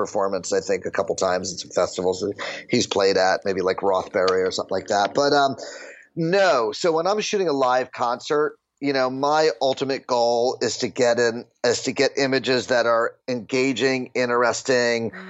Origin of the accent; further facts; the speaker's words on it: New Jersey, United States; the house I grew up in New Jersey